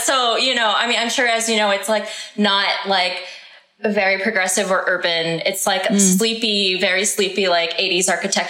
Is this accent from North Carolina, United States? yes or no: yes; North Carolina, United States; moved away; also born or lived in Texas; I grew up in North Carolina.